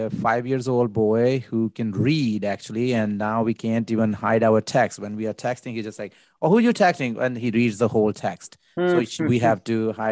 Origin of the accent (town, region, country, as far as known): Pakistan; born or raised there; now in United States